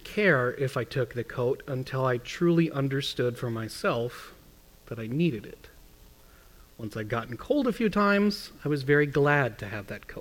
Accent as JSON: {"language": "English", "region": "Midwest", "country": "United States", "tie": "born or raised there", "said": "I was growing up in the Midwest"}